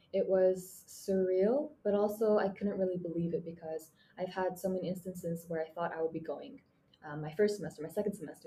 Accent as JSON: {"language": "English", "country": "Mongolia", "tie": "born or raised there", "moved": "as an adult", "lives_now": "Japan", "said": "sitting in my childhood bedroom in my home country, Mongolia"}